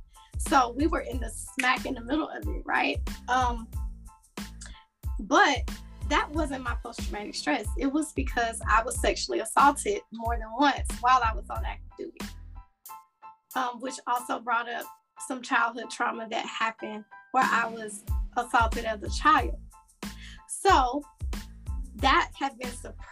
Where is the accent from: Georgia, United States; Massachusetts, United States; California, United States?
Georgia, United States; Atlanta; moved away as an adult; also born or lived in Florida; I'm from Atlanta. I moved back home 7 years ago